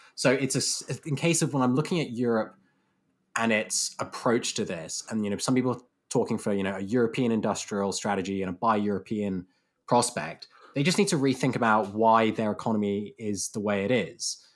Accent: United Kingdom; as a Brit

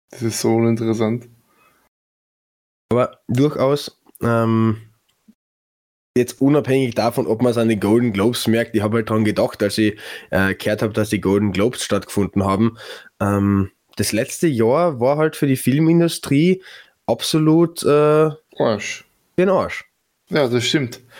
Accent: Vienna, Austria; als Wiener kehrt der Neusiedlersee quasi

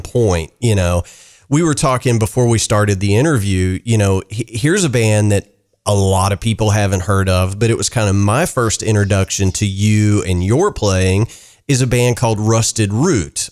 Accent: the South, United States; growing up in the South, you know, I've played in a billion Southern rock bands

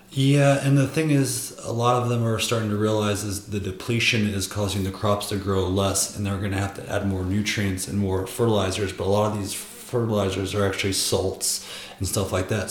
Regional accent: two hours from Chicago, Midwest, United States; moved away; if you drive from my hometown to the big city of chicago where i was at it's corn corn corn

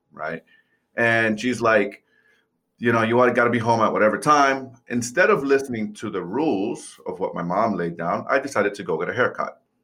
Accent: New York City, New York, United States; moved away; I grew up, I was born and raised in New York City

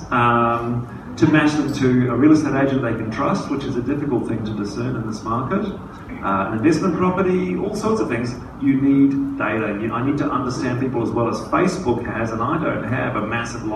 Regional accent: New Zealand; now in Australia; being a Kiwi

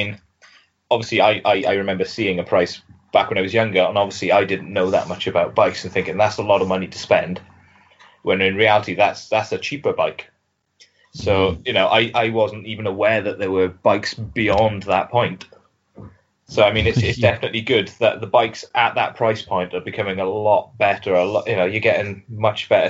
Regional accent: Swansea, Wales, United Kingdom; I grew up in Swansea, so I'm not too far from there now

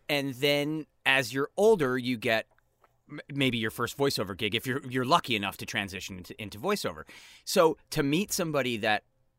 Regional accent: Connecticut, United States; No, we're actually both from Connecticut.

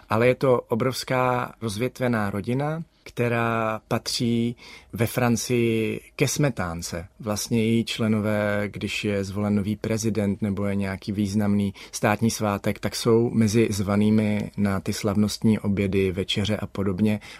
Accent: Olomouc, Olomouc Region, Czechia; já jsem Olomoučák, já jsem nikdy nebyl Pražák. Sice teď jsem doma všude, kde mám maringotku, ale toto je místo, kam se vracím, když mám volno.

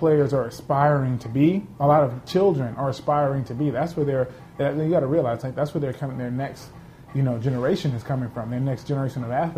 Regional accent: Los Angeles, California, United States; I grew up in South Central Los Angeles, which is considered a food desert

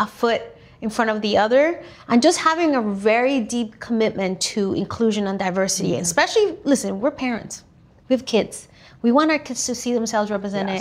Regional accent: Venezuela; also born or lived in Louisiana, United States; now in United States; I grew up in Venezuela, middle class, really.

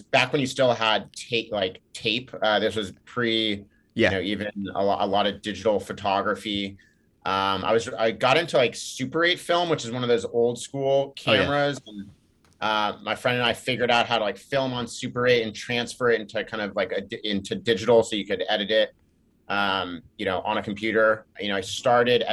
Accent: Laguna Beach, California, United States; I grew up in Laguna Beach, California, which is an hour south

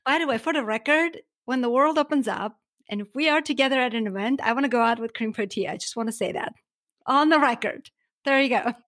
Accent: Armenia; now in United States; I am from Armenia

